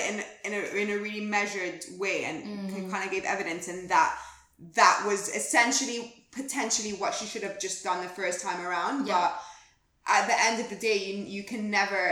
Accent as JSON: {"language": "English", "country": "Egypt", "moved": "yes", "lives_now": "London, United Kingdom", "said": "I'm from Egypt."}